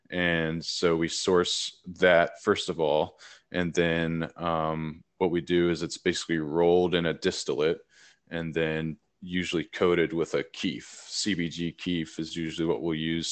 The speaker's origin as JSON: {"language": "English", "town": "Nashville", "region": "Tennessee", "country": "United States", "tie": "born or raised there", "also_born_or_lived": "Northern California / Oregon", "moved": "as an adult", "said": "I'm born and raised in Nashville, Tennessee"}